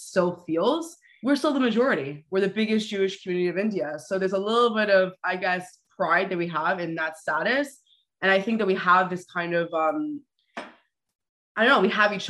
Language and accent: English; Toronto, Ontario, Canada; I was born and raised here in Toronto. So I'm first generation Canadian